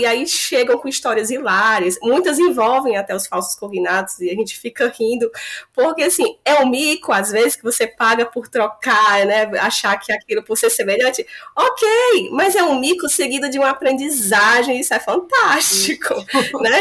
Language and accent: Portuguese; Fortaleza, Ceará, Brazil; moved away as an adult; also born or lived in Rio Grande do Norte; now in Almería, Spain; eu sou lá de Fortaleza, no Ceará a minha formação é toda lá